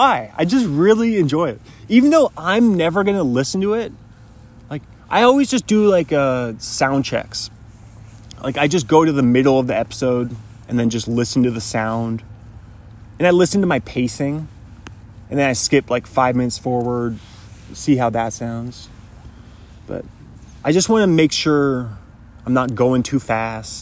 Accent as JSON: {"language": "English", "region": "Pacific Northwest", "country": "United States", "tie": "born or raised there", "said": "I happen to be born in the number one country, but also in the coolest part of that country, being from the Pacific Northwest"}